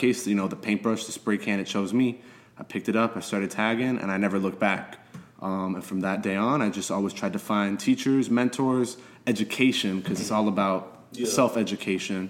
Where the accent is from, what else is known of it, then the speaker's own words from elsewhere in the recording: Miami, Florida, United States; also born or lived in Philadelphia; I was born and raised here in Little Havana